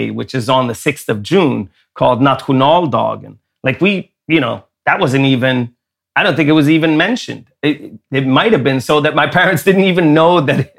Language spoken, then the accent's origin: English; Sweden; growing up in Sweden, I had two American parents. We would always uh, celebrate the 4th of July.